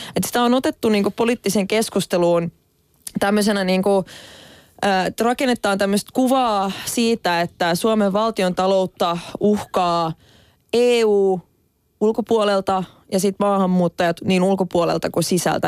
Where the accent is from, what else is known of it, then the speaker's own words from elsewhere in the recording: Finland; olen suomenruotsalainen